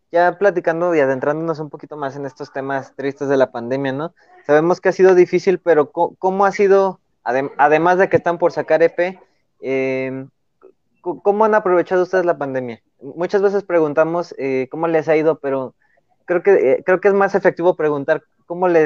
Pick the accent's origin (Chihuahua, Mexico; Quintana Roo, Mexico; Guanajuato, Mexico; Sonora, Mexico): Guanajuato, Mexico; León; nosotros somos de León, Guanajuato